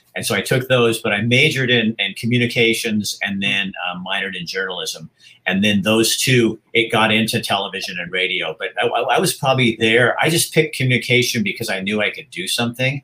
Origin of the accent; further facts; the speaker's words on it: Hillsboro, Oregon, United States; I was born and raised in Hillsboro, Oregon